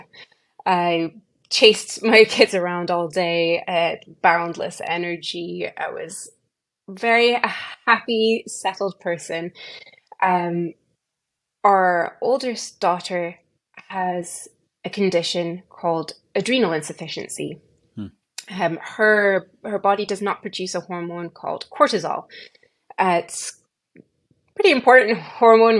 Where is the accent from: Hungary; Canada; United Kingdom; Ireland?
United Kingdom; moved away as an adult; now in Texas, United States; I'm born and raised in the United Kingdom.